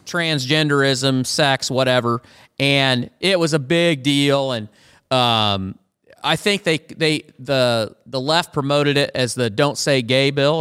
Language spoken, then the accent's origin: English; Iowa, United States; My Home State Here of Iowa